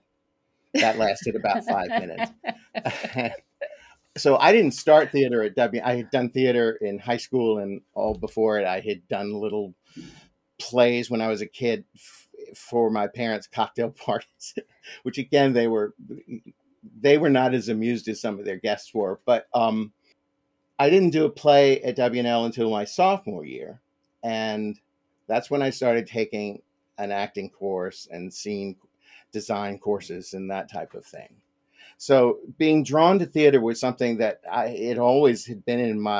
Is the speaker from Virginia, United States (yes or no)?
yes; Lexington, Virginia, United States; I was born in Lexington. I went to elementary school and high school in Lexington